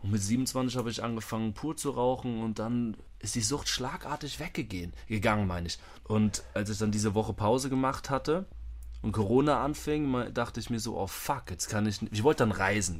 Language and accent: German; Germany; moved away; also born or lived in Vienna, Austria; Selbst als Deutscher